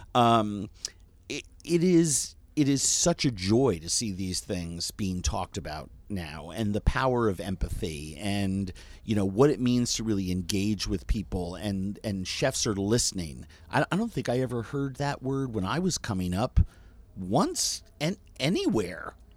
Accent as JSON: {"language": "English", "region": "New York", "country": "United States", "tie": "born or raised there", "said": "growing up in New York"}